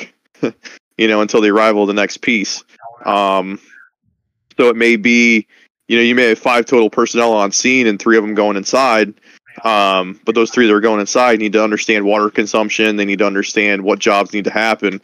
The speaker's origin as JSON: {"language": "English", "town": "Roulette", "region": "Pennsylvania", "country": "United States", "tie": "born or raised there", "said": "growing up in Rowlett"}